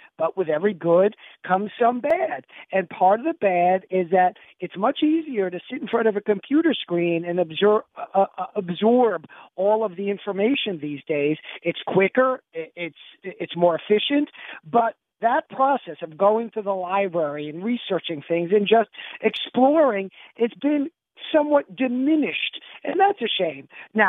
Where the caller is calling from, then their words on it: New York, United States; As you guys know, I'm calling you from New York because my mother has health issues, and I'm here helping her.